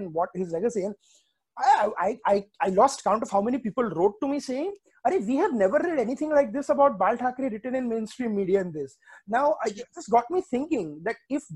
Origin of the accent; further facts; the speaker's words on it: Ahmedabad, Gujarat, India; also born or lived in Mumbai; I grew up in Ahmedabad, but Mumbai was my second